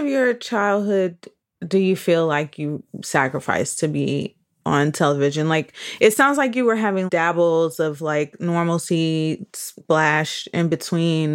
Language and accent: English; Michigan, United States; growing up in Michigan, like me